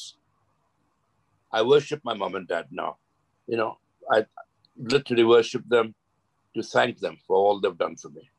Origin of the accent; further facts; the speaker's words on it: Mumbai, Maharashtra, India; moved away as an adult; also born or lived in Lancashire; I was born in Dadar Parsi Colony, and played for the local Dadar Parsi Colony Cricket Club